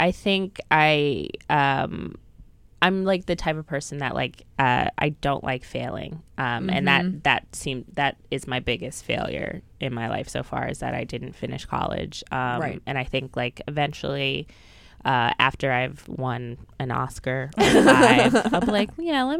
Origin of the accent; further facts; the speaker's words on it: Philadelphia, Pennsylvania, United States; now in New York, United States; I was Philly.